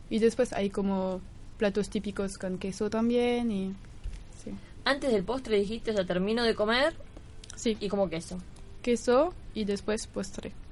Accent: Argentina

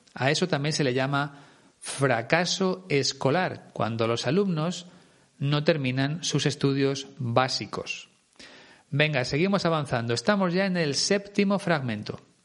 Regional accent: Spain

